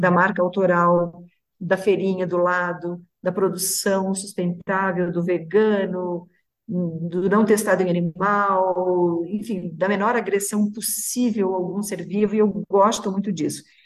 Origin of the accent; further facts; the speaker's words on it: Santa Catarina, Brazil; Fico muito orgulhosa de ser de Santa Catarina